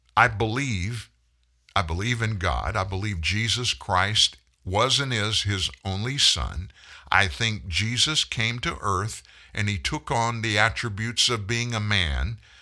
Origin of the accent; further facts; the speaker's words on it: United States; I'm, I'm an American